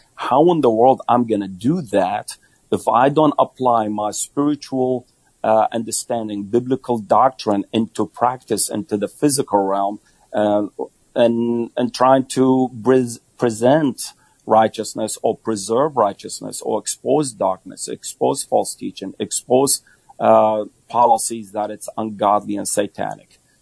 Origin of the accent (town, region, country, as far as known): United States